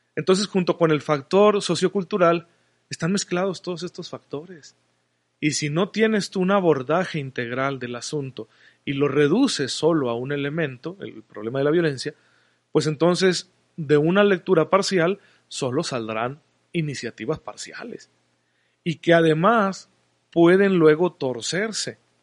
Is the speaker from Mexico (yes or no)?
yes; Mexico; como sociedad mexicana